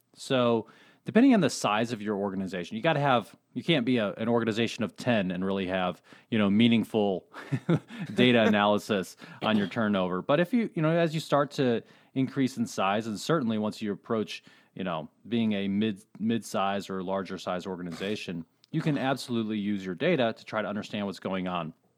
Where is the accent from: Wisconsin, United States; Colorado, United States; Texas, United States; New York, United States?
Colorado, United States; moved away; I was born in Colorado, little ski town there.